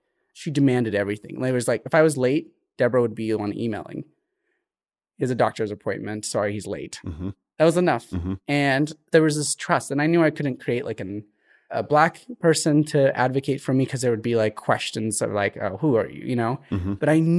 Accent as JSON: {"language": "English", "country": "Eritrea", "also_born_or_lived": "Ethiopia", "said": "So to clarify, I was born in Ethiopia, but I'm Eritrean in every sense."}